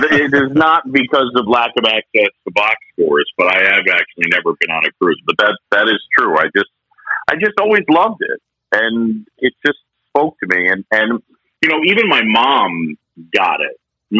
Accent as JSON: {"language": "English", "town": "Philadelphia", "region": "Pennsylvania", "country": "United States", "tie": "born there", "said": "And I was born in Philadelphia. My parents met at Drexel."}